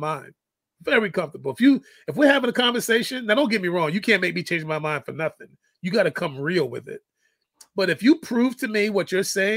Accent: New York City, New York, United States; also born or lived in San Quentin, California; now in Killeen, Texas, United States; I grew up in the Bronx. I've lived in 5 different states, 22 different cities

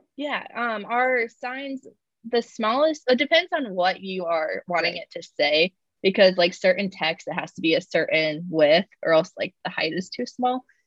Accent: Cedar Rapids, Iowa, United States; moved away as an adult; now in Kansas City, United States; I'm originally from Iowa, from Cedar Rapids

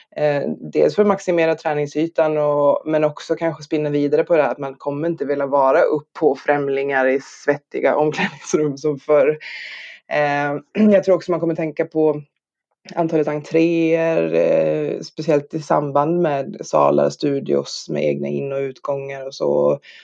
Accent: Norrland, Sweden; moved away; also born or lived in Skåne; jag är själv norrlänning

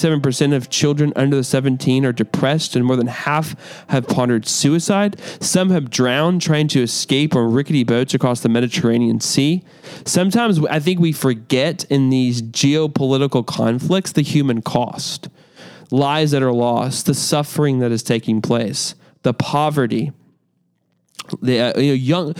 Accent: United States; American Christians

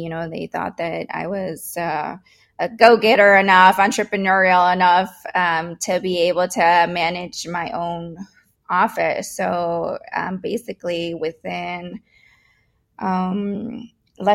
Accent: Winfield, Illinois, United States; Although I was an immigrant, my family, you know, I grew up in Winfield

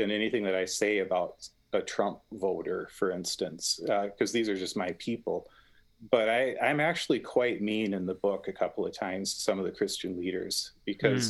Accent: Minneapolis, Minnesota, United States; my hometown

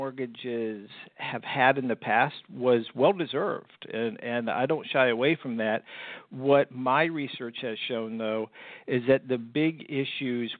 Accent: United States; moved away as an adult; also born or lived in Fort Lauderdale, Florida / California; I grew up right outside of Washington, D.C.

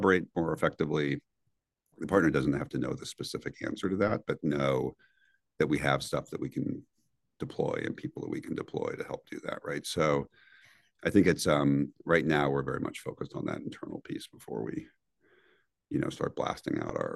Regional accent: Northwest Indiana, United States; moved away; also born or lived in New York; growing up in Northwest Indiana as a high schooler

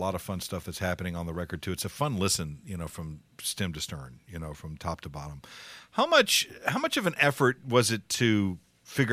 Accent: South Texas, United States; moved away as an adult; now in Memphis, United States; I'm originally from South Texas

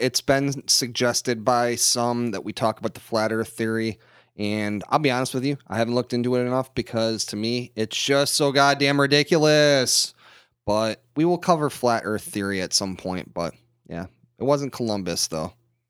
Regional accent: Canada; Okay, I'm from Canada, dude.

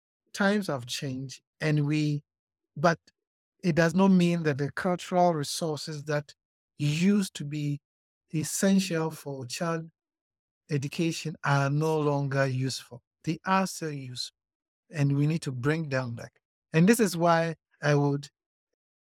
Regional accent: Ghana; now in Botswana; I'm also a Ghanaian

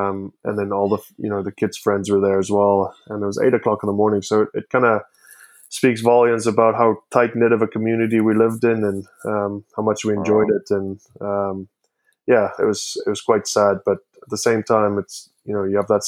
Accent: Canada; also born or lived in South Africa; Canada. But they're like, yeah, but there's still a twang to your voice. And like, yeah, okay. I'm from South Africa as well. I was born in South Africa

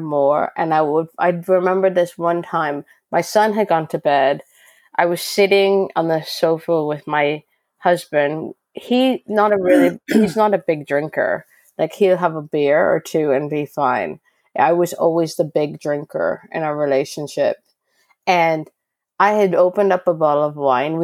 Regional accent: Canada; moved away as an adult; now in United Kingdom; I'm Canadian

